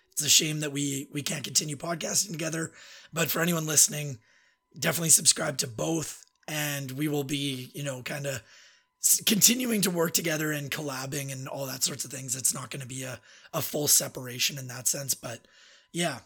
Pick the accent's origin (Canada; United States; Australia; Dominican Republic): Canada; Red Deer, Alberta; I grew up with him in Red Deer.